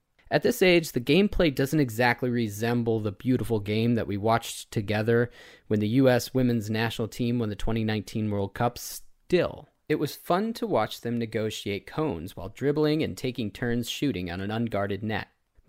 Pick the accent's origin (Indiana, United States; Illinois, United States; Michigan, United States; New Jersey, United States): Illinois, United States; Some of my favorite memories growing up in the Chicago suburbs revolved around soccer.